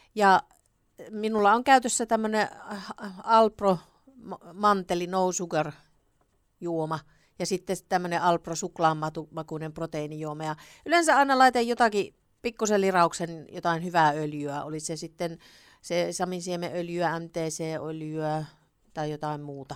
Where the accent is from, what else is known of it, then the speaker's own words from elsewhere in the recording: Savonia, Finland; also born or lived in Greece; now in Kuopio, Finland; olen ihan oikea savolainen